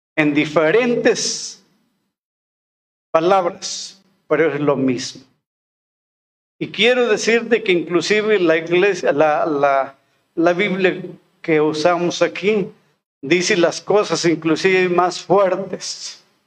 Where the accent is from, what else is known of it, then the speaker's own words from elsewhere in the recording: Molango, Hidalgo, Mexico; moved away as an adult; also born or lived in Oaxaca; now in Álamo, Mexico; al regresar a mi pueblo, que es este Molango en el estado de Hidalgo